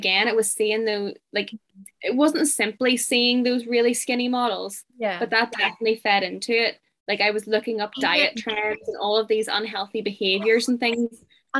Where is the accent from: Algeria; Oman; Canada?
Oman; I'm from Oman. A lot. I'm from a countryside.